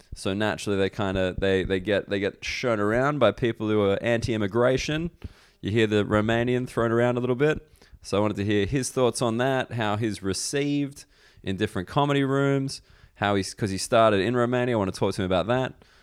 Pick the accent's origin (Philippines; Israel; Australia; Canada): Australia; moved away; as an Australian person